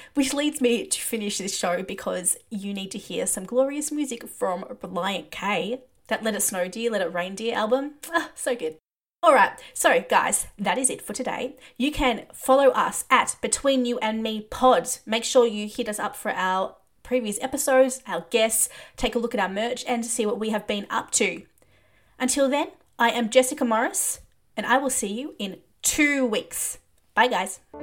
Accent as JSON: {"language": "English", "country": "Australia", "said": "we're both Australian"}